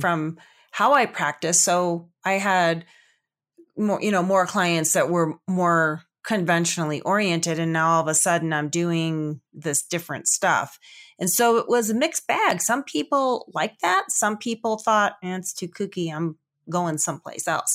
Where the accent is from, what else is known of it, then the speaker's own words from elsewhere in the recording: Chicago, Illinois, United States; also born or lived in Colorado / Pocatello, Idaho / Salt Lake City, Utah; now in Denver, United States; I grew up actually back in the Chicago area, but we were on the outskirts, so we had about five acres